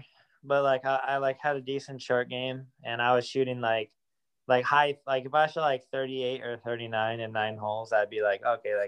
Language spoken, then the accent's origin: English; Fresno, California, United States; So I'm from Fresno, California. Lived there my entire life, lived in the same house my whole life.